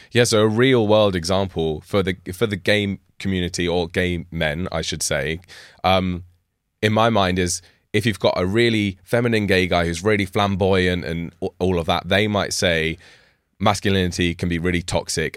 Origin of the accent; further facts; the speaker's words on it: United Kingdom; I'm, I'm British.